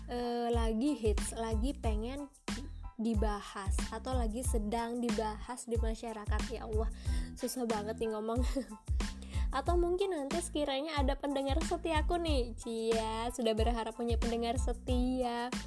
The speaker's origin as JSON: {"language": "Indonesian", "region": "Bali", "country": "Indonesia", "said": "aku dari Bali, usiaku 24 tahun."}